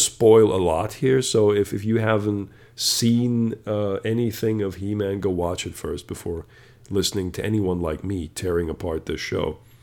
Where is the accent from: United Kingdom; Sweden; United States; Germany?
Germany; I come from Germany